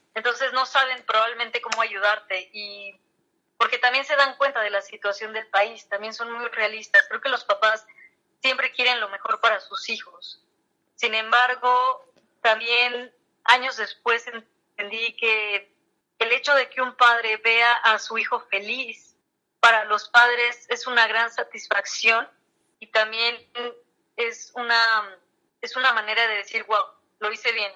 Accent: Mexico; los mexicanos

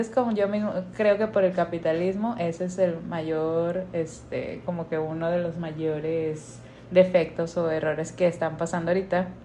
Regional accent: Monterrey, Nuevo León, Mexico; Soy regia católica

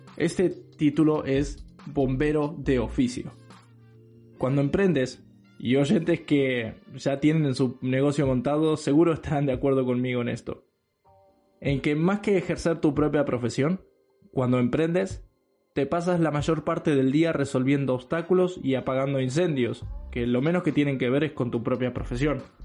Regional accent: Uruguay; moved away as an adult; cuando emigré, cuando me fui de Uruguay

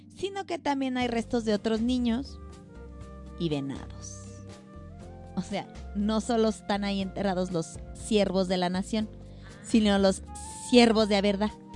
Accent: Mexico; todos los mexicanos, o al menos la mayoría, somos mariachis

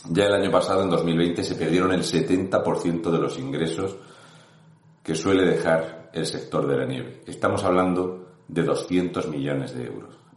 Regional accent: Region of Murcia, Spain; un murciano encabronado.

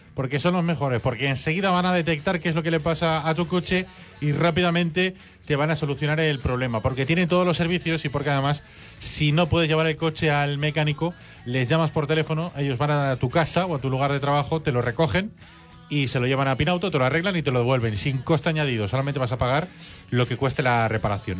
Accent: Valencia, Valencian Community, Spain; somos los valencianos

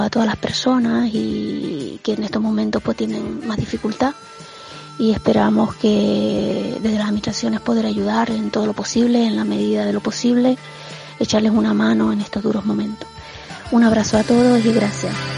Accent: Canary Islands, Spain; todos los canarios pues somos muy besucones

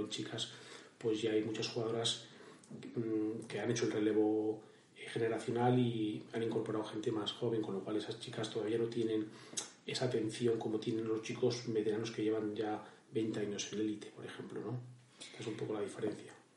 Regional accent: Vadocondes, Castile and León, Spain; also born or lived in Aranda de Duero; Badocondes, mi pueblo, está muy cerca de Madrid

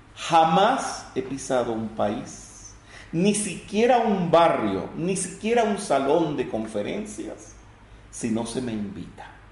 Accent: Venezuela

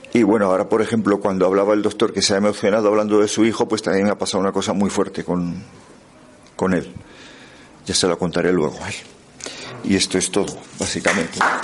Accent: the Pyrenees, Aragon, Spain; soy del Pirineo

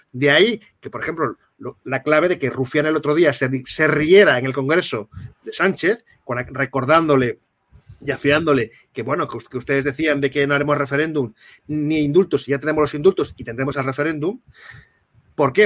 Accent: Catalonia, Spain; soy un ciudadano catalán

